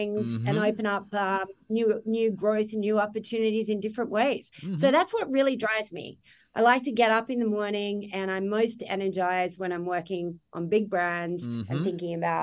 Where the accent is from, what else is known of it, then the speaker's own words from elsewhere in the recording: Australia; moved away as an adult; now in New York, United States; I'm Australian.